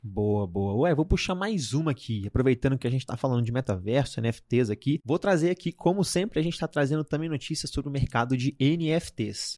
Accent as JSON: {"language": "Portuguese", "town": "Belo Horizonte", "region": "Minas Gerais", "country": "Brazil", "said": "eu sou de BH"}